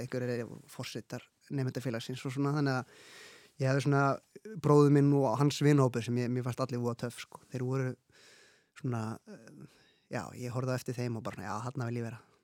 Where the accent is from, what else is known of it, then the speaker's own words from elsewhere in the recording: Reykjavík, Capital Region, Iceland; ég er uppalinn í Vesturbænum og verið þar alla mín æfi